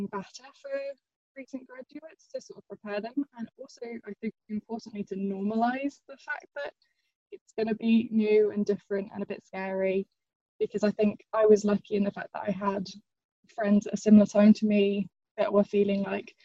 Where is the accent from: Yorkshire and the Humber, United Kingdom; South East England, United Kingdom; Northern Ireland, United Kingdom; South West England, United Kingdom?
Northern Ireland, United Kingdom; also born or lived in England; when I was about 8 years old, we moved from England to Northern Ireland, which was originally supposed to be for, I think, 2 years and ended up being more like 13.